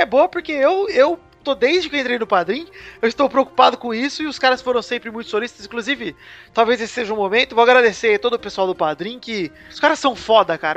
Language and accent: Portuguese; São Paulo, Brazil; a gente é de São Paulo, a maioria aqui